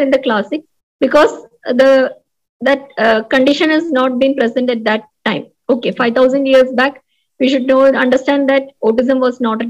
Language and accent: English; Koyilandy, Kerala, India; my hometown is in a remote place known as Koyilandi.